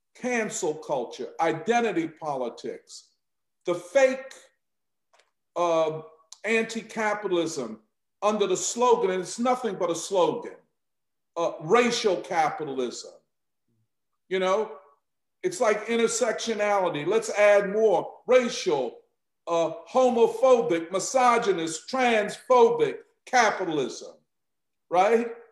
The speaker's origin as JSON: {"language": "English", "town": "Philadelphia", "region": "Pennsylvania", "country": "United States", "said": "I'm from Philadelphia."}